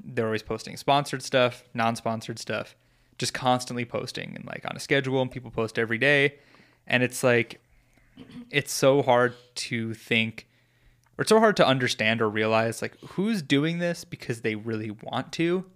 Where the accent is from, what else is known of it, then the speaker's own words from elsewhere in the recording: New York, United States; I'm from New York